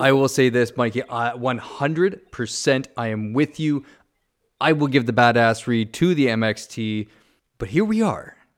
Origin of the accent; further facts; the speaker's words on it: Ontario, Canada; moved away; I'm from Ontario